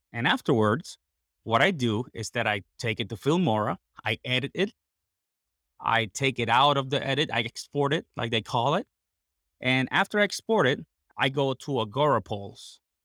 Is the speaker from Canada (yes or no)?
no; Puerto Rico; English is a second language; I am basically born and raised in Puerto Rico, 100% Puerto Rican.